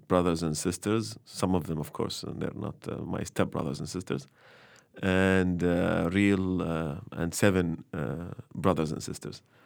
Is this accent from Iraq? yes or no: yes; Baghdad, Baghdad Governorate, Iraq; also born or lived in Mosul; I was born in Baghdad. I was, I was raised between Mosul and Bahar and Baghdad.